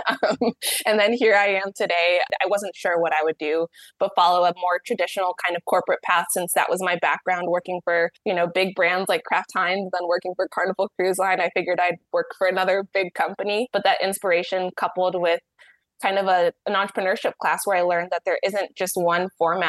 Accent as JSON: {"language": "English", "town": "Dayton", "region": "Ohio", "country": "United States", "tie": "born or raised there", "said": "I grew up in Dayton, Ohio."}